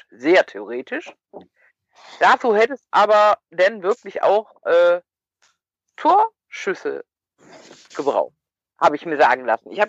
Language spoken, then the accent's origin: German; Cologne, North Rhine-Westphalia, Germany; aber als Kölner bist du ja dankbar, wenn du mal einen Elfer kriegst